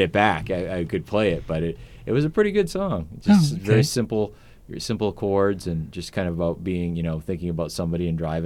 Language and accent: English; Portland, United States; I was born and raised right here in Portland